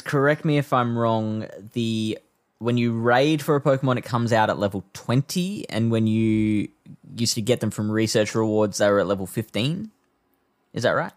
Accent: South Australia, Australia; my home state of South Australia

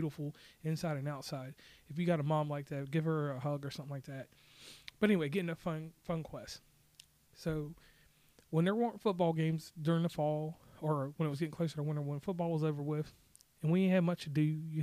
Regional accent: Rustburg, Virginia, United States; also born or lived in Lynchburg, Virginia; I hail from Rustburg, Virginia, by way of Lynchburg, Virginia. That's Central Virginia, 434 area code

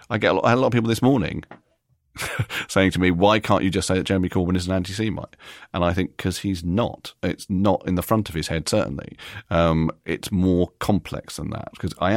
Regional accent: New York, United States; born there; and I was born in America, which we haven't mentioned, but I was born in New York and I've always felt a little bit American.

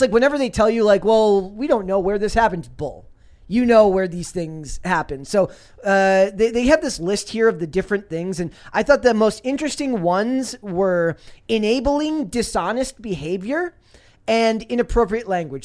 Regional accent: Minnesota, United States; I'm from Minnesota.

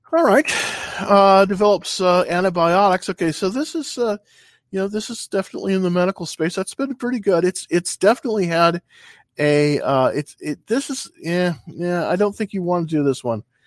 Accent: California, United States; moved away; I'm originally from California

